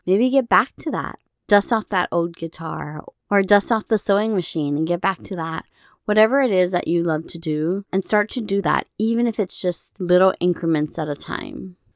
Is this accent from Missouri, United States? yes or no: no; Hawaii, United States; moved away; growing up in Hawaii